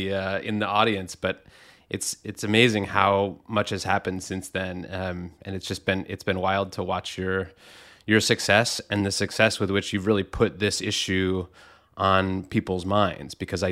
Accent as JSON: {"language": "English", "region": "Rust Belt", "country": "United States", "tie": "born or raised there", "said": "Yeah, I grew up in the Rust Belt. My, you know, county was one where there had been a lot of steel plants, and those closed up in the, you know, 70s, 80s, 90s"}